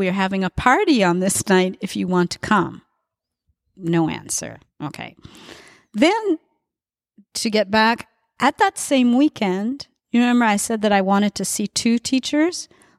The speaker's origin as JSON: {"language": "English", "town": "Montreal", "region": "Quebec", "country": "Canada", "said": "He said, you speak English? I said, yeah, I'm from Canada."}